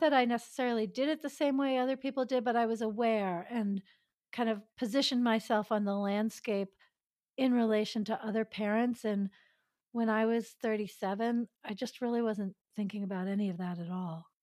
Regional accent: suburb of New York City, United States; also born or lived in Greenwich Village, Manhattan / Europe / Maryland / Massachusetts; now in Solano County, California, United States; I was born in Greenwich Village in Manhattan, and I did most of my growing up in a suburb of New York City

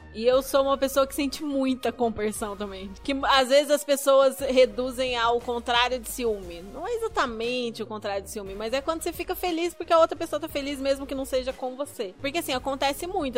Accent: interior of Paraná, Brazil; moved away as an adult; now in Curitiba, Brazil; eu sou originalmente do interior do Paraná. Minha família é de uma cidadezinha do interior do Paraná, mas eu já moro em Curitiba tem quase 10 anos

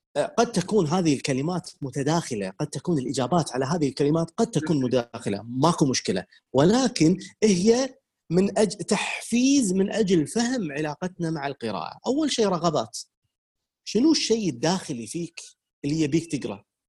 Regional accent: Kuwait; عندنا بالكويت

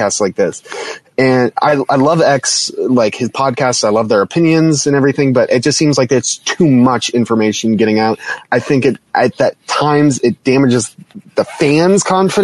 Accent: United States; as an American fan

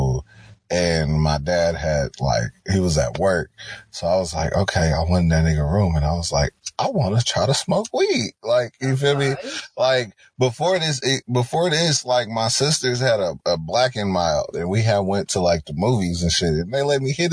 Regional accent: Oakland, California, United States; I'm from Oakland, Black. We grow up real fast.

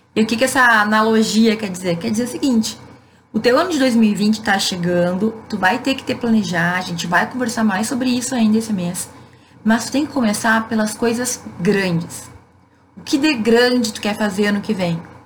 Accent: Rio Grande do Sul, Brazil; Eu, por ser gaúcha

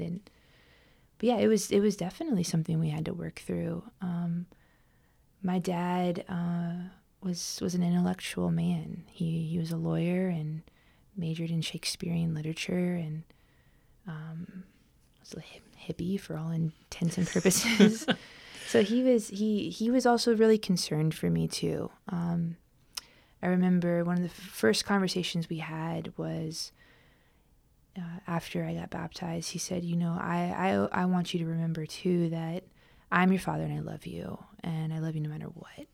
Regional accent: Southern California, United States; I grew up unchurched in Southern California

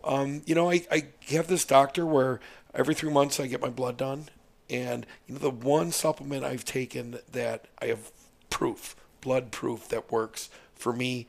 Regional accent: Midwest, United States; See, I don't want grass-fed, bro. I'm from the Midwest.

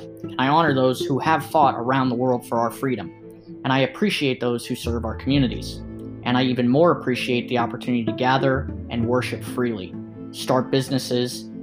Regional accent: United States; Now I am an American, and I love being an American

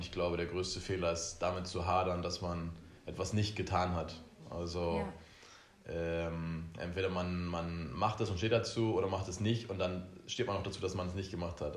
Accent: Oldenburg, Lower Saxony, Germany; now in Ibiza, Spain; wir kommen ja beide aus Oldenburg

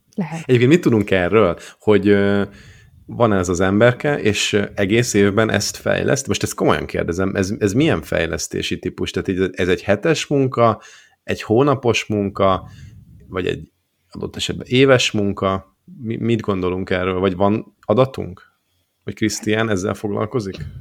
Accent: Borsod-Abaúj-Zemplén, Hungary; a borsodból származom

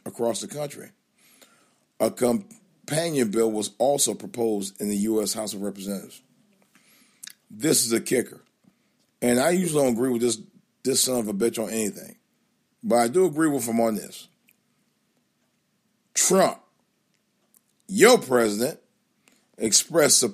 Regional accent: Cleveland, Ohio, United States; moved away; my hometown news station up in Cleveland

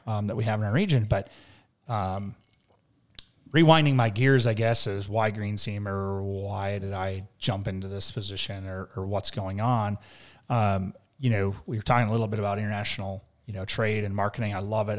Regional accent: Mankato, Minnesota, United States; we're from, uh, Minnesota.

